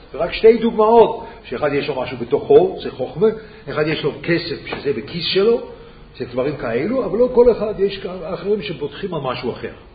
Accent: Switzerland; Hebrew is a second language; אני שוויצרי

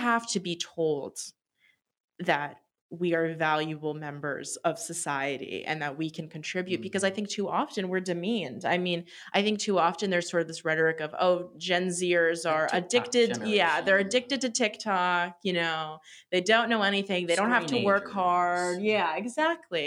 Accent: Long Island, New York, United States; now in New York City, United States; And I go to school in New York City, and I'm from Long Island

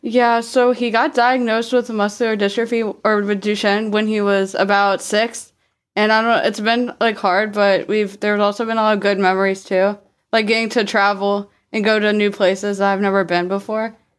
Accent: Richmond, Virginia, United States; I'm from Richmond, Virginia.

